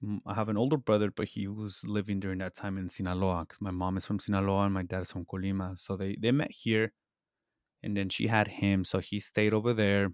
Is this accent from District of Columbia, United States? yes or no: no; Salinas, California, United States; I was born and raised in Salinas, California, how we call it, the Salad Bowl